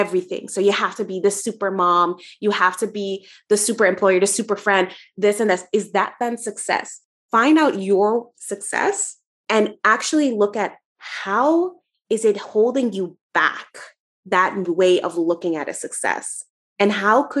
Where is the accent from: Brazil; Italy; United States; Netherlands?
Netherlands; where I'm from the Netherlands